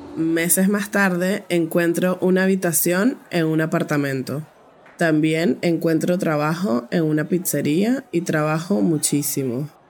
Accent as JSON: {"language": "Spanish", "town": "Caracas", "region": "Capital District", "country": "Venezuela", "said": "tengo 19 años y soy de Caracas, la capital de Venezuela"}